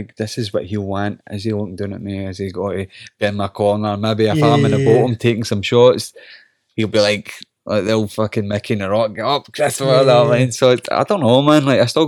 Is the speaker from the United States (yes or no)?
no; Scotland, United Kingdom; accent: Scottish; It always comes down to your Scottish accent, though. See, try to, like, cut a promo or act being Scottish and my stupid accent.